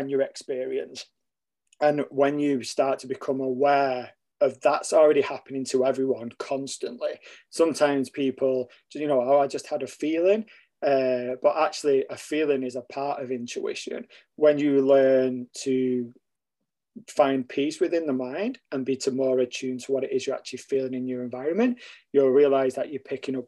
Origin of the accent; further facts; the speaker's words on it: Stockport, North West England, United Kingdom; moved away as an adult; now in Canada; I'm originally from England, a place called Stockport, close to Manchester. I grew up there, and then I currently now live in Canada